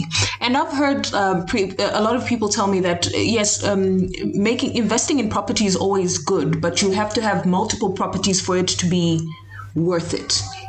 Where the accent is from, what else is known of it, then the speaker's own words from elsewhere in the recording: Zambia; we're both from Zambia